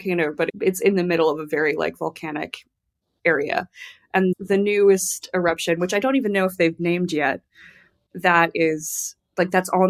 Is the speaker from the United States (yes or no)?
yes; Tucson, Arizona, United States; moved away; also born or lived in Iceland; So I grew up in Arizona, in Tucson, which is very close to the U.S.-Mexico border. And there was always Spanish around me, but I was never really given the opportunity in schools to learn it.